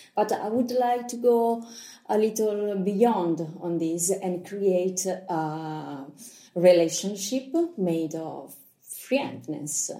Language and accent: English; Lucca, Tuscany, Italy; English is a second language; I am a Lucchese doc. I was born here, grown up here.